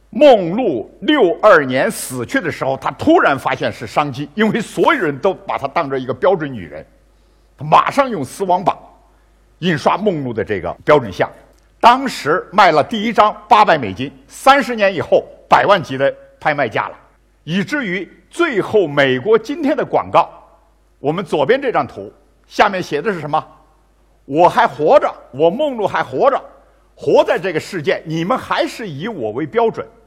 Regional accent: China; 包括我们中国人，买Gucci包包

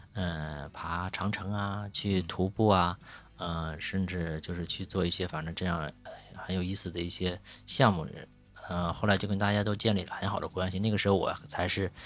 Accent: Shandong, China; moved away as an adult; also born or lived in Beijing; now in Yangshuo, China; 我是山东人，

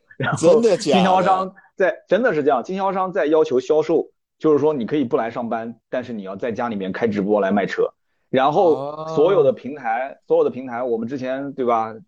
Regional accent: China; 我们大陆这边

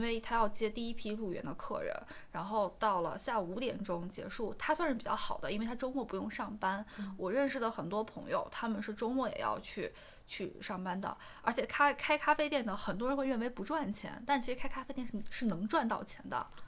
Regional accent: Xi'an, Shaanxi, China; moved away; 我老家西安的

